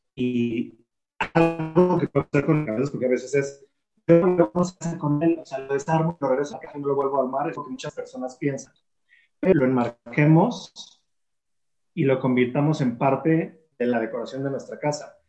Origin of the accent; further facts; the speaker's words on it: Mexico; Yo soy mexicano